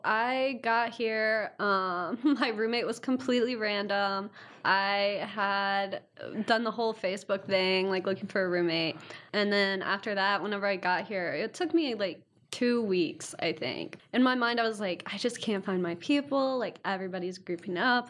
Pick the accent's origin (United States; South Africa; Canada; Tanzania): United States; Ironton, Ohio; I'm from Ironton, Ohio